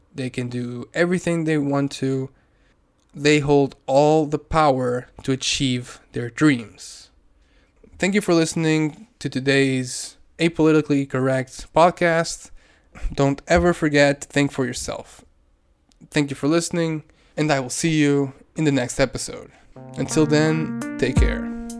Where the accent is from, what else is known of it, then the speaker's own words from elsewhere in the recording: Portugal; I'm from Portugal.